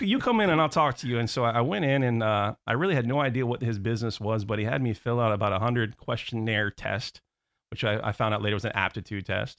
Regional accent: Orlando, Florida, United States; also born or lived in Houston, Texas / New Jersey; I was born in Houston, Texas. Don't remember anything about it 'cause I moved to, uh, New Jersey. My father was a hotelier, worked with, uh, Bill Marriott, um, so we ended up back in Orlando, um, at a very young age

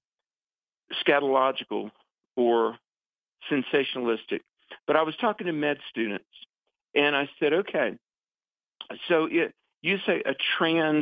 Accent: the South, United States; I was born in the South in the 60s, grew up on a farm

